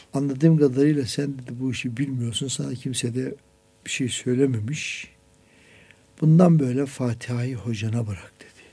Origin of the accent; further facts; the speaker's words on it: Bolu Province, Turkey; Ben de Boluluyum